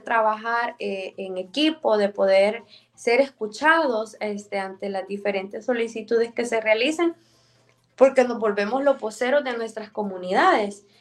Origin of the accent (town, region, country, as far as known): El Salvador; born or raised there